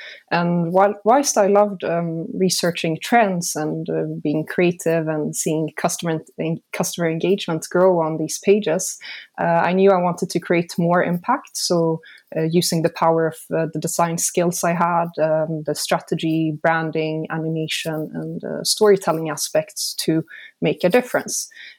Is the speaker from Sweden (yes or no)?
yes; Sweden; now in Switzerland; So I'm from Sweden, but I've lived in Switzerland most of my life.